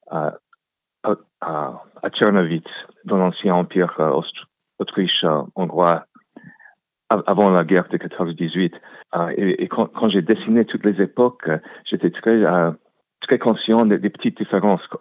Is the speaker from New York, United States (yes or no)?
yes; New York, United States; j'ai grandi à New York une jeunesse euh, normale, mais je suis rendu compte qu'on était différents, que mon père avait un, petit accent euh, viennois et qu'on était juif